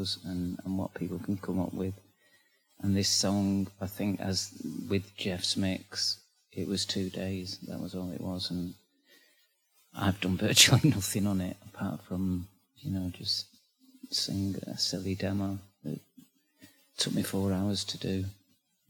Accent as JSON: {"language": "English", "town": "Manchester", "region": "North West England", "country": "United Kingdom", "accent": "northern", "said": "I come from Manchester, which is in England, and it's the north of England, hence this strange accent"}